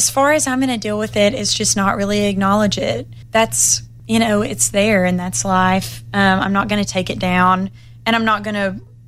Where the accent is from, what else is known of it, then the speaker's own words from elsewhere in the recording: Muscle Shoals, Alabama, United States; I was born and raised in Muscle Shoals